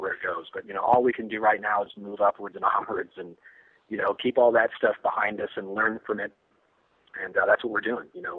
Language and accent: English; Northern California, United States; my hometown, where I grew up in Northern California